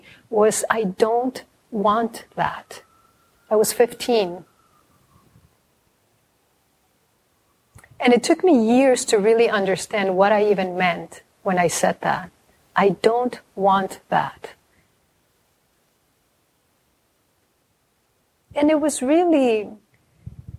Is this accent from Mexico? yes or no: yes; Mexico; a Mexican family, and I'm from Mexico